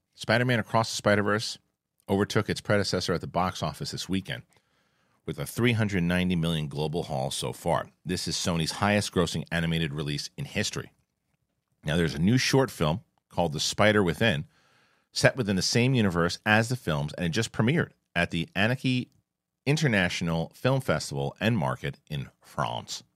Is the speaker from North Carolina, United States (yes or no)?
no; New York, United States; It's my hometown.